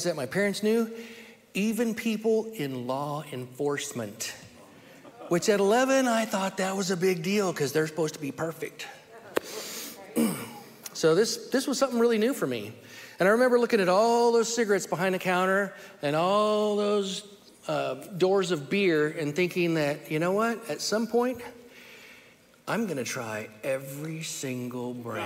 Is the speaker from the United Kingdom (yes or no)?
no; Merced, California, United States; also born or lived in Sacramento, California / Fresno, California; I was born in Merced, California in 1964, the youngest of five children